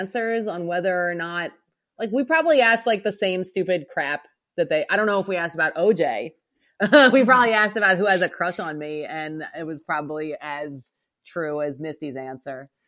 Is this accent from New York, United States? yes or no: no; outside of Philadelphia, Pennsylvania, United States; now in New Orleans, United States; I grew up outside of Philadelphia